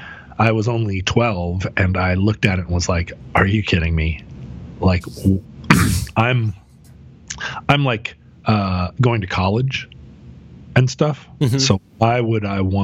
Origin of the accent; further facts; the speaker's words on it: the West, United States; growing up in the West